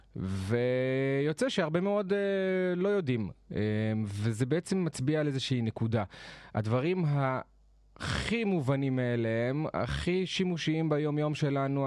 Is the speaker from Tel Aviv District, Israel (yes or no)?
no; Jerusalem, Jerusalem District, Israel; moved away as an adult; also born or lived in northern Israel; במקור אני מירושלים, חייתי שם כל השנים, עד לפני שנה וקצת